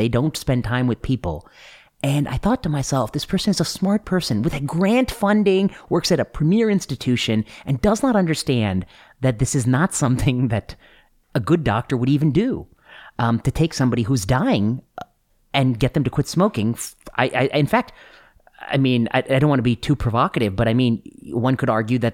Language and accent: English; Indiana, United States; moved away; also born or lived in Ohio / Pennsylvania / Michigan; my high school friends who live in Kentucky, who I grew up with in Indiana